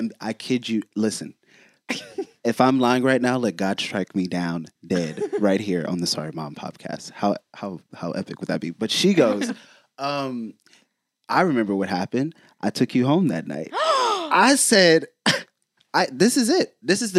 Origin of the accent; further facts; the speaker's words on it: Houston, Texas, United States; I'm from, I grew up in Houston.